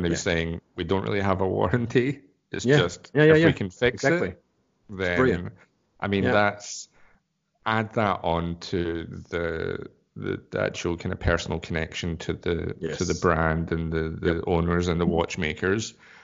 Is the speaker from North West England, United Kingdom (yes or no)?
no; Scotland, United Kingdom; now in Australia; why do you think I left Scotland? I'm an Australian now.